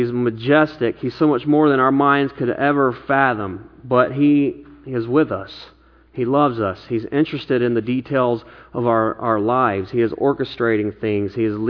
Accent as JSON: {"language": "English", "region": "the Bible Belt", "country": "United States", "lives_now": "Bay Area, United States", "said": "You know, I came from the Bible Belt where just about everybody claimed to be a Christian"}